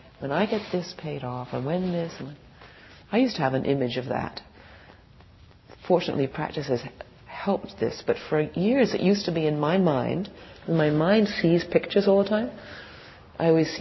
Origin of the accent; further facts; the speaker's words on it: England, United Kingdom; moved away; I was born in England